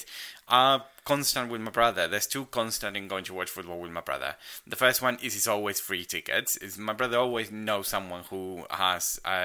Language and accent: English; Argentina; moved away; I'm Argentinian